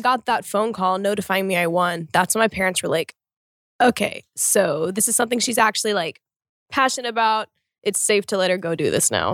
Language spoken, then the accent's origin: English; Oklahoma, United States; I'm from Oklahoma in the US actually